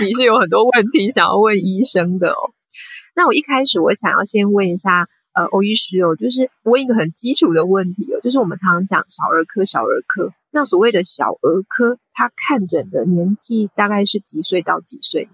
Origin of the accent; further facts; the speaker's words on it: Taiwan; moved away as an adult; now in London, United Kingdom; 因为毕竟我是在台湾长大的